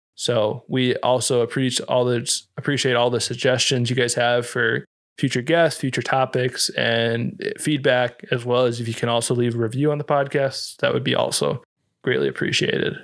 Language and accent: English; Iowa, United States; moved away; where we grew up in Iowa